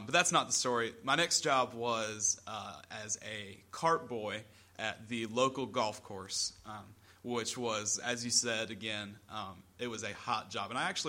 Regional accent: South Carolina, United States; so you grew up in the Upstate. I grew up in the Midlands, which really doesn't have too much of an effect, but different areas.

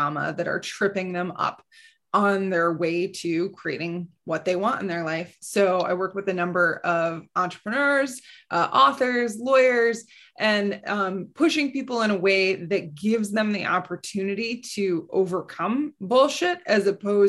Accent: Midwest, United States; I grew up in the Midwest

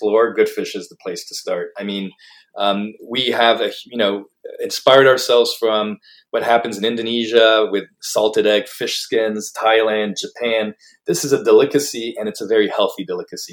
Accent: Paris, Île-de-France, France; moved away as an adult; now in United States; I grew up in Paris.

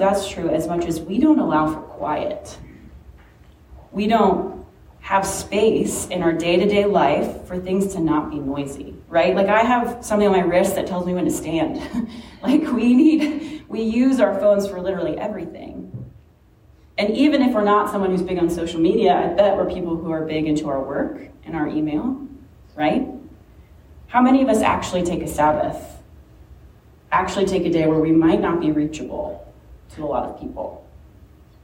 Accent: Richmond, United States; moved away as an adult; Richmond is my hometown

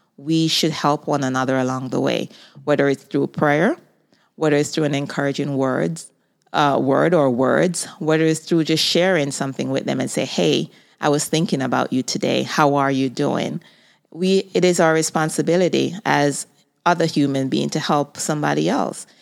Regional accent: Jamaica; moved away as an adult; now in United States; I was born in Jamaica. I moved to the United States at the age of twenty-two years old

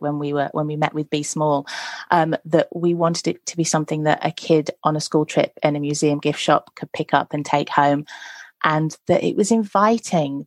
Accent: Nottinghamshire, East Midlands, United Kingdom; I grew up in Nottinghamshire

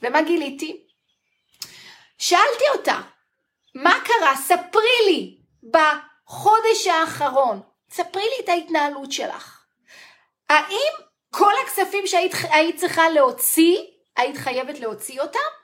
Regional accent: Israel

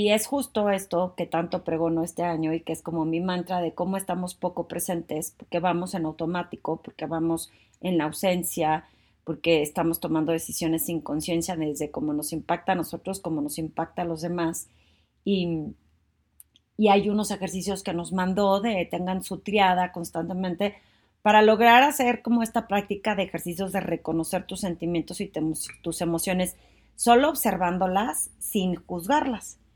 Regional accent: Torreón, Coahuila, Mexico; now in Mexico City, Mexico; como yo cuando me vine de Torreón a la Ciudad de México, pues no me dio miedo, sentía emoción, una nueva vida

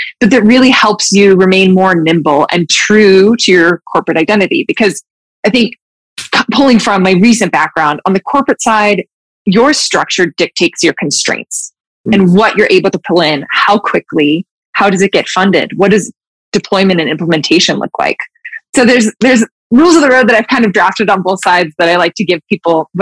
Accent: Utah, United States; I grew up in Utah, like super big outdoorsy state.

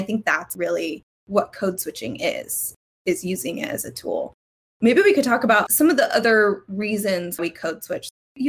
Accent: United States; born there; first language English; Well, I was born here in the States and my first language was English.

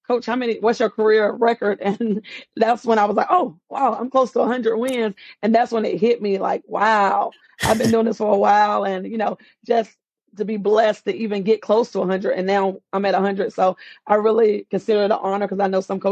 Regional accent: Apex, North Carolina, United States; moved away as an adult; now in South Carolina, United States; I'm originally from Apex, North Carolina. I've been in South Carolina for probably about 14 years now.

